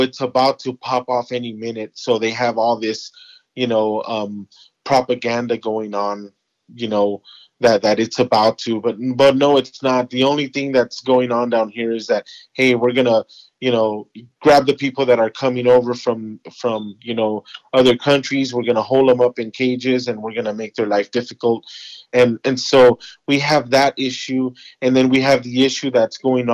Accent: Los Angeles, California, United States; I grew up in Los Angeles

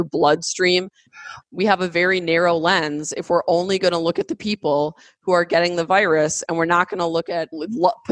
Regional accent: United States; I, as an American

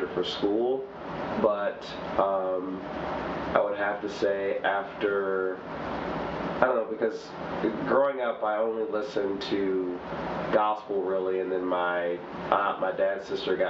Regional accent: Detroit, Michigan, United States; I'm from Detroit, Michigan, born and raised.

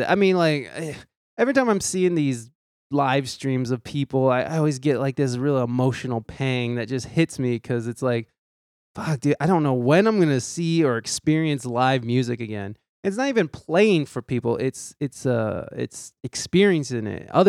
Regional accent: Ohio, United States; moved away as an adult; also born or lived in San Diego, California; So you're an Ohio native? I am. I am. I'm Ohio

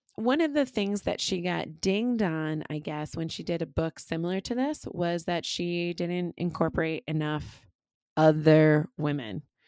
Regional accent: Connecticut, United States; moved away; I went back to Connecticut

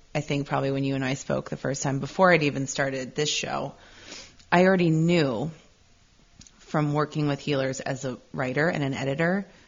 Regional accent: Midwest, United States; growing up in the Midwest

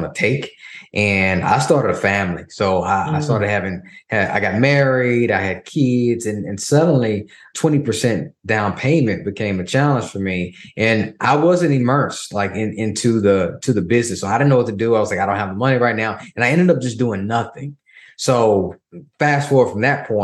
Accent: Tennessee, United States; I was born in Tennessee, lower income family

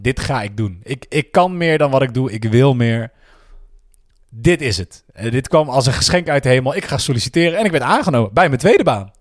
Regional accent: 's-Hertogenbosch, North Brabant, Netherlands; moved away as an adult; also born or lived in Breda / Rotterdam / Utrecht; Ik kom uit Den Bosch. Geboren en getogen.

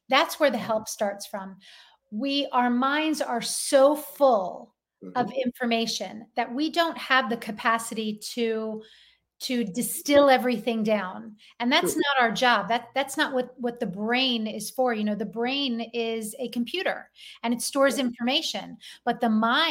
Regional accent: Philadelphia, Pennsylvania, United States; You can tell I'm from Philadelphia

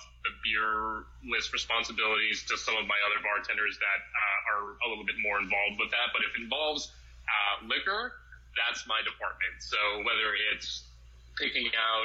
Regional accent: Boston, Massachusetts, United States; moved away as an adult; now in Los Angeles, United States; I am from Boston. I'm definitely like a foreigner when it comes to living

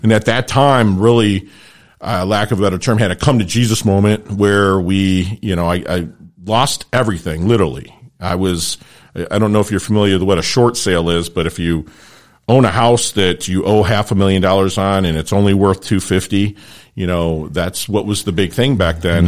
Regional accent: Detroit, Michigan, United States; also born or lived in Philippines; now in South Florida, United States; I grew up in Detroit

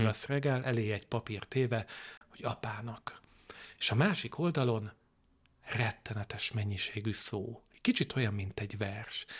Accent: Veszprém, Veszprém County, Hungary; én egy ilyen kövér és boldog kisfiú voltam Veszprémben, ott, ott töltöttem a gyermekkoromat

